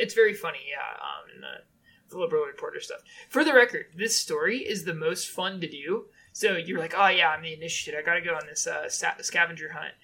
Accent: United States; I'm an American

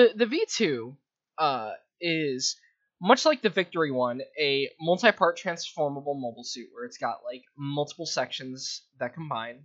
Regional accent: Las Vegas, Nevada, United States; moved away; I grew up in Vegas

